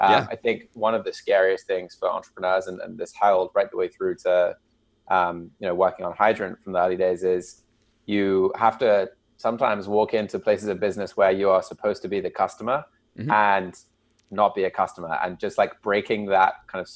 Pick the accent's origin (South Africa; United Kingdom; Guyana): United Kingdom; Bath, South West England; also born or lived in New York, United States; So I was born in the US, in New York, but I did most of my growing up in a town called Bath in the UK. It's in the Southwest.